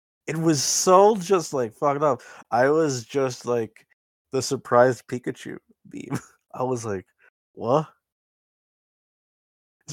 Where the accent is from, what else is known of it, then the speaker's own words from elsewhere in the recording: New York City, New York, United States; I'm from New York, so I recognize a lot of the places in New York City they show off